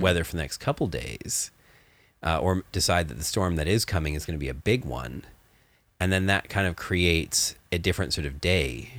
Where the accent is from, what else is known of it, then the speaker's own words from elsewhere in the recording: Canada; I grew up in Canada where there was lots of snow